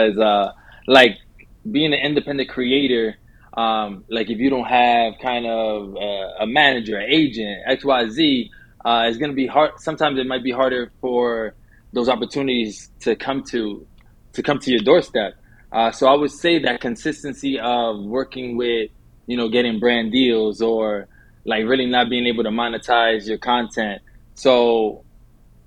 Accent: New York City, New York, United States; I'm born and raised in New York, from the Bronx. Lived in the heart of the city by Times Square since I was 11.

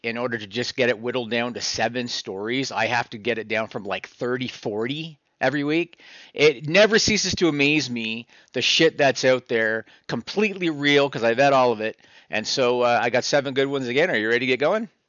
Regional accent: Canada; I'm Canadian, so I don't even think we have Trader Joe's up here

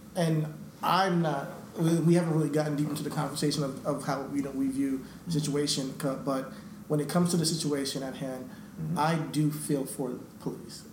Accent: New York, United States; we're, we're, from, New York

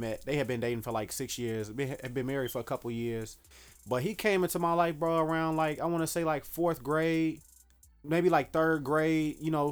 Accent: Dallas, Texas, United States; now in Chicago, United States; originally I grew up in Dallas, Texas.

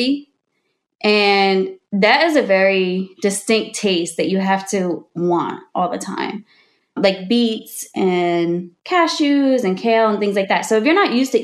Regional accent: New Jersey, United States; we're from Jersey

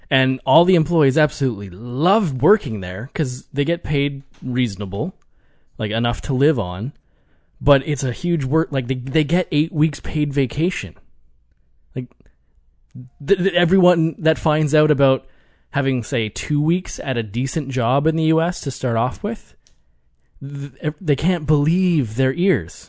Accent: Canada; I'm Canadian

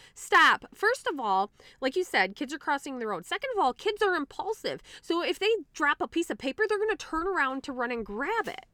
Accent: United States; I'm an American

